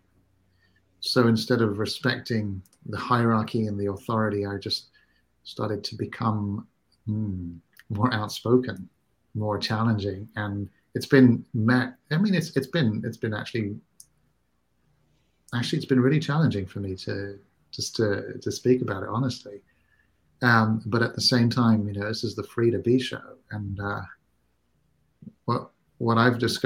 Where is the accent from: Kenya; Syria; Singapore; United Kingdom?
Singapore; I grew up in a culture, I grew up in Singapore